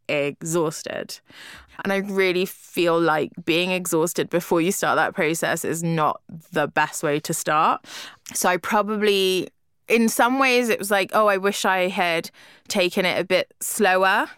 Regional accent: London, United Kingdom; also born or lived in Lisbon; being a Londoner

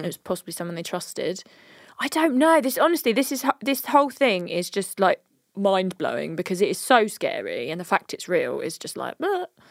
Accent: United Kingdom; We are very British.

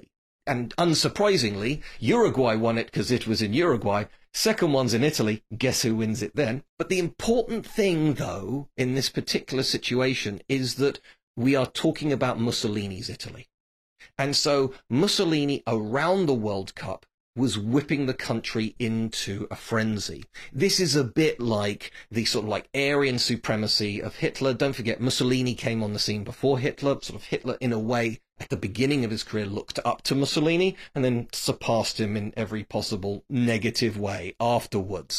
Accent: England, United Kingdom; I'm obviously an English person, a proud English person.

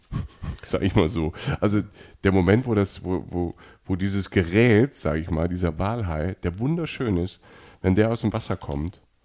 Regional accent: Germany; wir kommen aus Deutschland

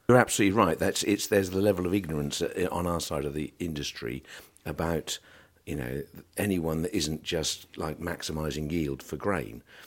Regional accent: South Norfolk, East of England, United Kingdom; I was Born in South Norfolk

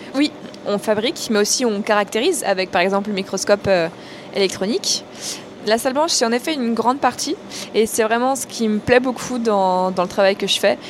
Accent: Plougastel-Daoulas, Brittany, France; moved away as an adult; also born or lived in Paris / Grenoble; now in Paris area, France; Je viens donc euh, de Pougassel, donc j'y ai toujours vécu jusqu'à ce que je parte euh, après mon bac

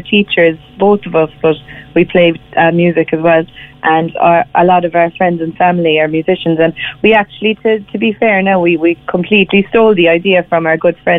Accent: Cobh, Munster, Ireland; Yes, I'm from Cove, so it was the cathedral in Cove

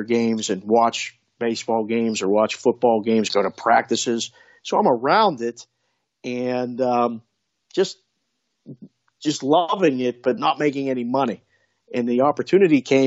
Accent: Pittsburgh, Pennsylvania, United States; moved away; also born or lived in Las Vegas; I was born and raised in Pittsburgh, grew up, born in 1970.

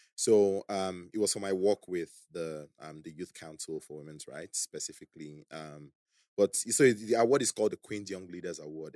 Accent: Calabar, Cross River, Nigeria; also born or lived in Beijing, China; now in Lagos, Nigeria; when I was eight, we moved to Calabar because my parents got a job there

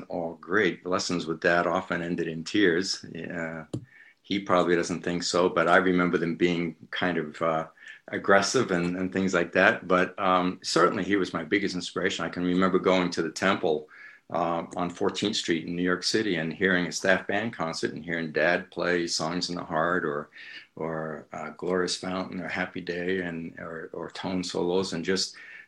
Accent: London, United Kingdom; born there; I was born in London, in the Halsden section of London.

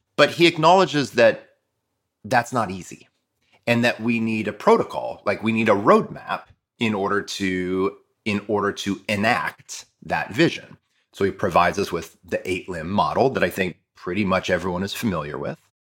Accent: Toledo, Ohio, United States; My Spanish is really good from leaving, from growing up in Toledo

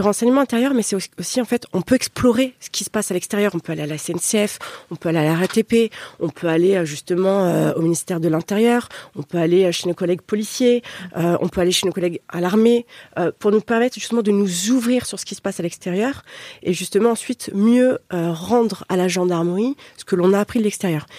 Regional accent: Paris, Île-de-France, France; moved away as an adult; je suis francilienne. Hein, euh, même si j'ai quitté Paris après au euh, gré de ma carrière, voilà, moi, je, suis parisienne

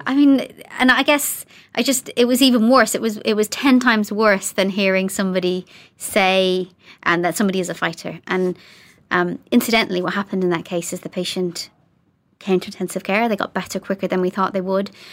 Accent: Ireland; now in Coventry, United Kingdom; being Irish

